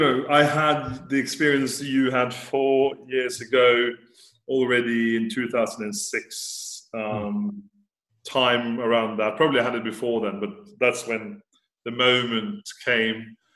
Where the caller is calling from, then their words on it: Florence, Tuscany, Italy; Florence in Italy.